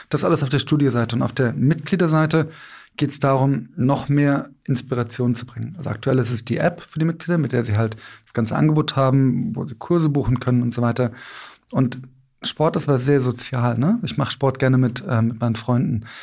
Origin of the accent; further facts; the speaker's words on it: Cologne, North Rhine-Westphalia, Germany; Ich komme aus Köln.